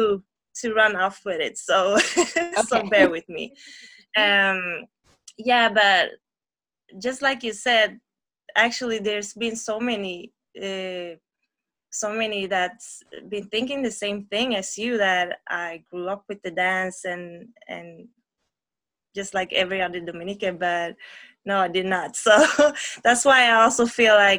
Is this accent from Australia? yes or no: no; Gothenburg, Västra Götaland, Sweden; I'm from Sweden, Gothenburg, where I live, and I'm raised here.